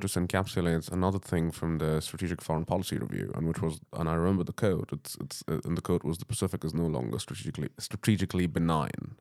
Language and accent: English; England, United Kingdom; I'm an Englishman